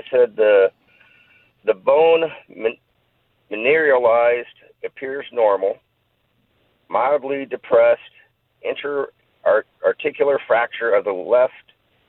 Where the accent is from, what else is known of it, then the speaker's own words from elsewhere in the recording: Simi Valley, California, United States; From Simi Valley.